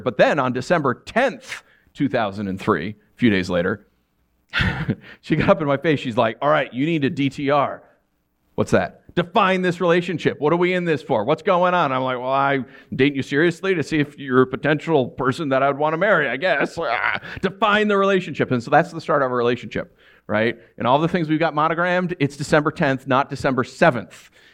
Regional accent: New York, United States; moved away; growing up in New York

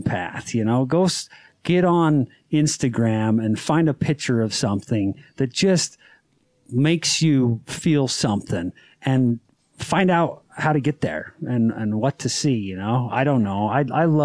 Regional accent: Utah, United States; I'm from Utah

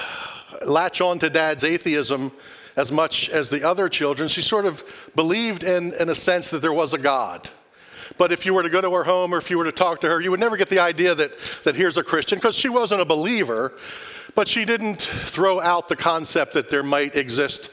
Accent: outside of Philadelphia, Pennsylvania, United States; moved away; I grew up outside of Philadelphia

